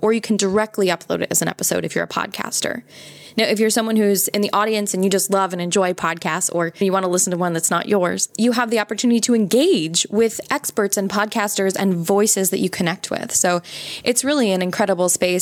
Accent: United States; I'm American

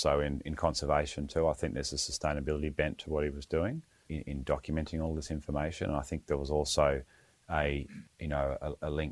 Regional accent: Western Australia, Australia; growing up in Western Australia, it's reasonably conservative household

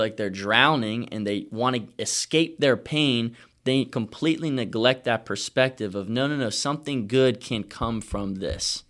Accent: Virginia, United States; I'm from Virginia

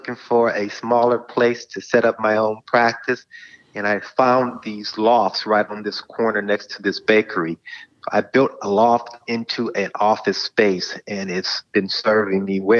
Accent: Compton, California, United States; I grew up in Compton, California. I tell my kids that I'm straight out of Compton, though my daughter doesn't think that I have the Compton swag and I've lost my accent, but that's where I was born and raised, Compton, California.

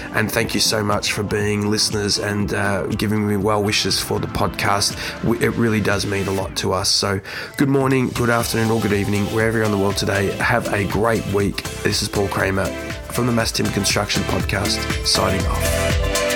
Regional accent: Australia; Perth, in Australia, in my home country.

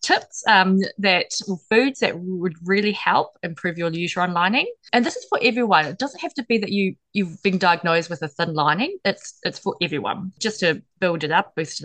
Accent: New Zealand; I'm from New Zealand

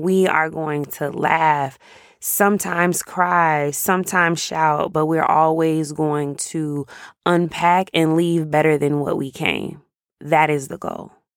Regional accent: Jacksonville, Florida, United States; moved away as an adult; now in Dallas, United States; I live in Dallas. I've been here since about two thousand eleven, but I grew up in Jacksonville, Florida.

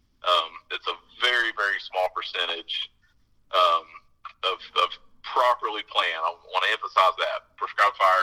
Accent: United States; moved away; I'm from Nebraska, Kansas

